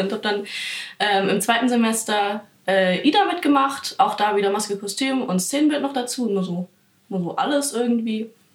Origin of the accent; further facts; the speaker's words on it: Bavaria, Germany; In Bayern ja. kannst du, also wo ich herkomme